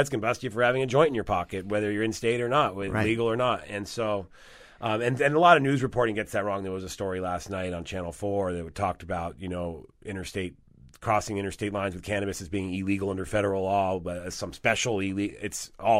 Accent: Rome, Lazio, Italy; born there; I was born in Italy, yes.

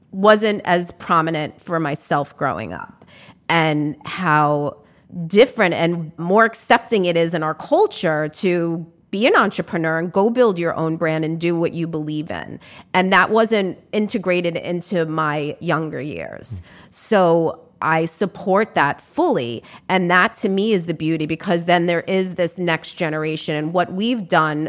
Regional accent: New York City, New York, United States; as a New Yorker

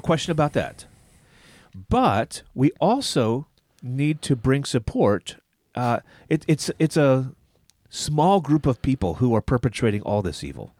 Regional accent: United States; I'm an American and I'm a Christian.

